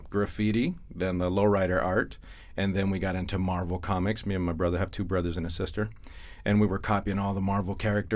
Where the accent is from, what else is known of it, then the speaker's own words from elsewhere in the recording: Imperial Valley, California, United States; moved away as an adult; also born or lived in San Diego, California; now in Chandler, United States; We're from Imperial Valley, California. That's our home base. That's our hometown